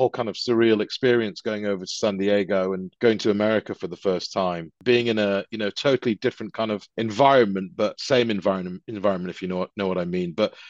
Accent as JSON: {"language": "English", "country": "United Kingdom", "said": "I was, because I'm like a Brit as well, so yeah."}